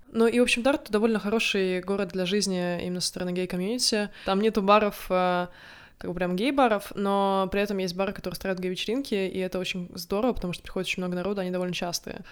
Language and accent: Russian; Narva, Ida-Viru County, Estonia; moved away as an adult; also born or lived in Tartu, Estonia; now in Sweden; Я не из Таллина. Я родилась в Нарве